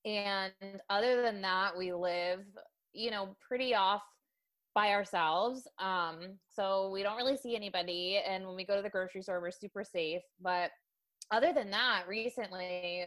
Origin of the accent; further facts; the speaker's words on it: Delaware, United States; moved away as an adult; also born or lived in New York City; growing up in Delaware, I'm such a small town girl